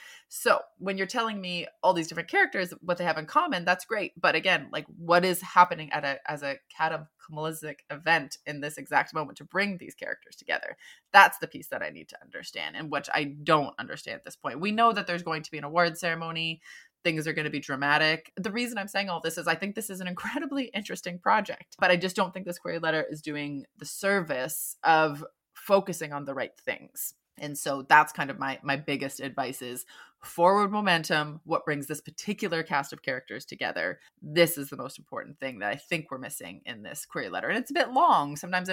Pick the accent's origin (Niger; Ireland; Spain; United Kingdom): United Kingdom; now in San Francisco, United States; I'm a British writer and social media marketer living and working in San Francisco, which I've called home since 2014.